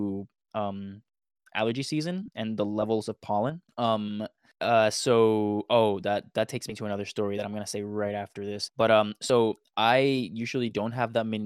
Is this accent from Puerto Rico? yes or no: yes; Puerto Rico; I'm from Puerto Rico